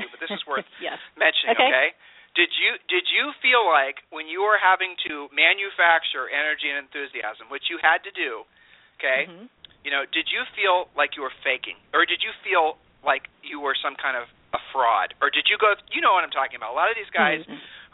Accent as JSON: {"language": "English", "region": "Ohio", "country": "United States", "said": "We're from Ohio"}